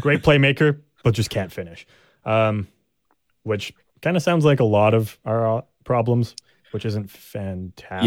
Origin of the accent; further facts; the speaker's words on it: Canada; we're Canadian